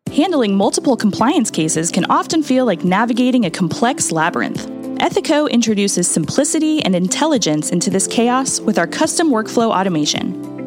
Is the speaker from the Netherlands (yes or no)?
no; Australia; also born or lived in Texas; now in United States; I did grow up in Australia